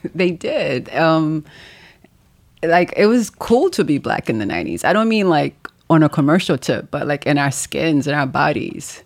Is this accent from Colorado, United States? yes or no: no; New York City, New York, United States; also born or lived in Haiti; I'm from Haiti. I grew up in Brooklyn